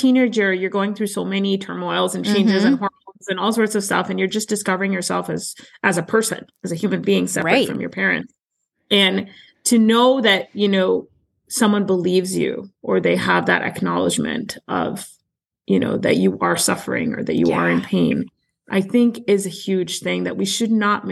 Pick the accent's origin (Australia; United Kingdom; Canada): Canada; moved away as an adult; now in United States; I'm Canadian, so I came from the Canadian healthcare system